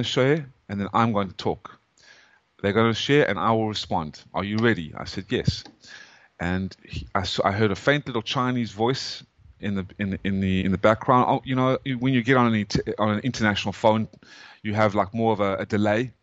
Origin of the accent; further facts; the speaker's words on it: South Africa; moved away as an adult; also born or lived in Atlanta, Georgia, United States; now in United States; I am an American citizen, even though my accent, I came from South Africa.